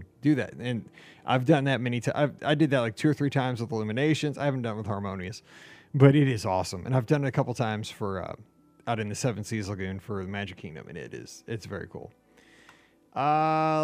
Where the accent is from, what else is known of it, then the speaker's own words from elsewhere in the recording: Missouri, United States; I'm from Missouri